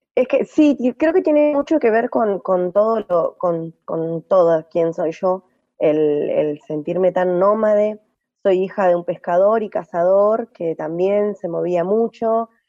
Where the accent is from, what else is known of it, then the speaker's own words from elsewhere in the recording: Gualeguay, Entre Ríos, Argentina; moved away as an adult; also born or lived in Ushuaia / Brazil / Lago Puelo; now in Paraje Entre Ríos, Argentina; yo nací en Gualeguay, Entre Ríos, en el 78. Ah, viví ahí hasta eh, los 24 años